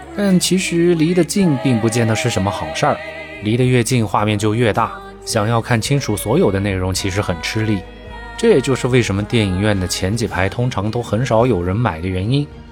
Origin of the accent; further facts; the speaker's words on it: Kunming, Yunnan, China; moved away; also born or lived in Guangzhou; 始发地是我的家乡